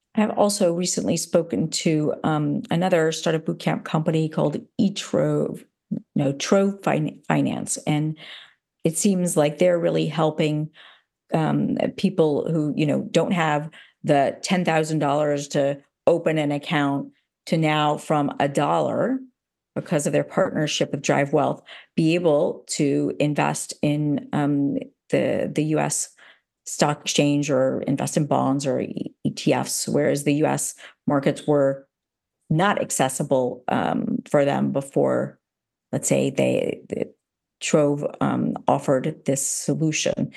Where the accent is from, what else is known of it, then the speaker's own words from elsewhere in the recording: United States; now in Amsterdam, Netherlands; being an American here, living in, in Amsterdam